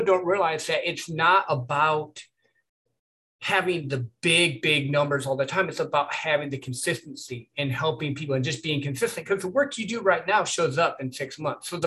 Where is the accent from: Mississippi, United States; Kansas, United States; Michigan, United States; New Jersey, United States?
Michigan, United States; I grew up in Michigan